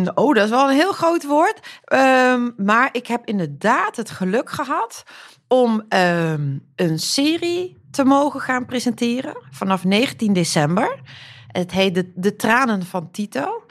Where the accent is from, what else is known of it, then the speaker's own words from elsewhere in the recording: Netherlands; also born or lived in Croatia; mijn eigen ouders komen uit Kroatië. Ik ben in Nederland geboren, maar wel tweetalig opgevoed